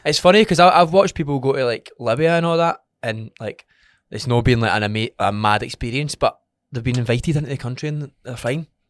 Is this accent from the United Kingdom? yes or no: yes; Scotland, United Kingdom; We're from Scotland.